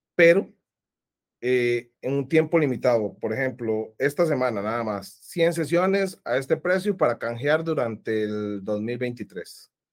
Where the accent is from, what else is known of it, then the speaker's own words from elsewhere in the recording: Costa Rica; mi país, a Costa, Rica